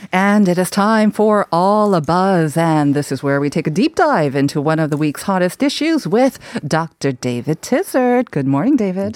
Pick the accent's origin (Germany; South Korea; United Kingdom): South Korea; As a Korean